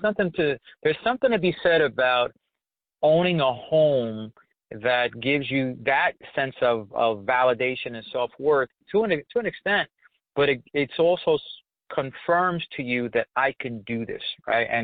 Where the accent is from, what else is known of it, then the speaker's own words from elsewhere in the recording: New York, United States; I grew up in Spanish Harlem, Lisa, in New York